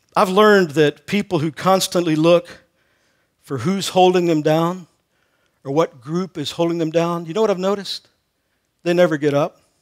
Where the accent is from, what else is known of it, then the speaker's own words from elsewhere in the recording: Texas, United States; I grew up in Texas